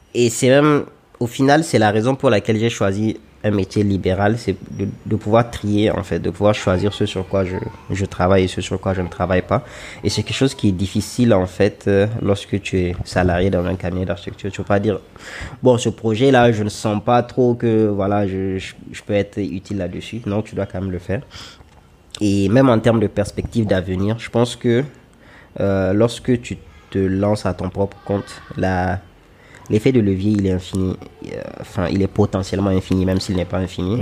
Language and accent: French; Niger; also born or lived in Lomé, Togo; je suis nigérien, j'ai 29 ans et je suis architecte